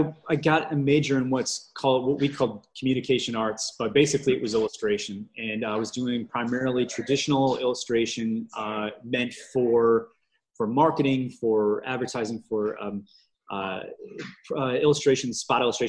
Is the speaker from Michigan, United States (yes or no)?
yes; just north of Detroit, Michigan, United States; now in Saginaw, United States; I grew up just north of Detroit in Michigan